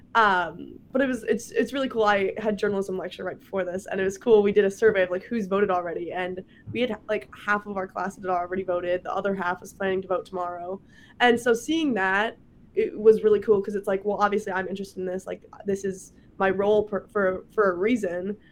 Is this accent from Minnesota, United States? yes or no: yes; Prior Lake, Minnesota, United States; moved away as an adult; now in Wisconsin, United States; I'm from Minnesota